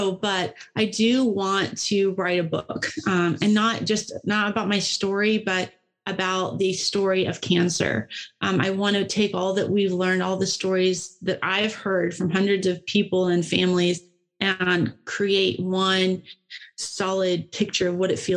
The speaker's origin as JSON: {"language": "English", "region": "Tennessee", "country": "United States", "tie": "born or raised there", "said": "I grew up in Tennessee and I've almost all my life had a river in my backyard"}